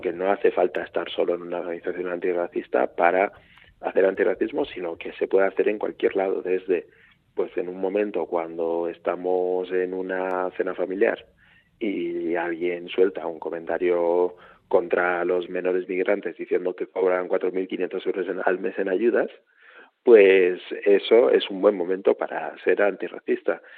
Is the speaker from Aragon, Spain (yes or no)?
yes; Huesca, Aragon, Spain; soy de Huesca